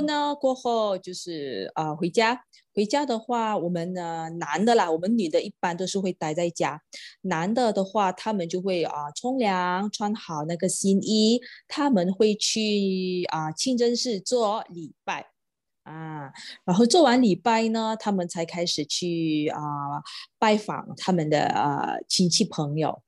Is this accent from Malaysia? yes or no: yes; Johor, Malaysia; Chinese is a second language; 我是来自柔佛州，土生土长在这里咯